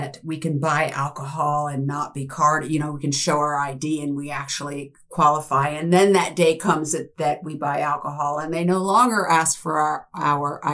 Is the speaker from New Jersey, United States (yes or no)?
yes; New Jersey, United States; also born or lived in San Diego; at the age of two, we moved from San Diego to New Jersey, and I grew up on a farm